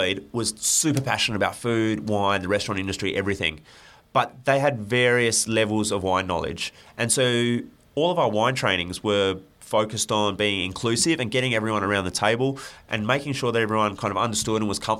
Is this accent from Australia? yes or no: yes; Adelaide, South Australia, Australia; I grew up in Adelaide